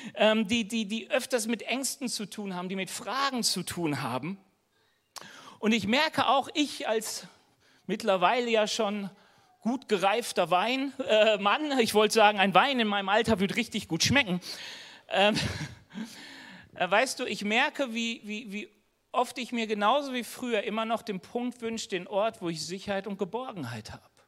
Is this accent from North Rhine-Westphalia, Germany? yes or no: yes; North Rhine-Westphalia, Germany; now in Bavaria, Germany; ich komme aus NRW, hier in Bayern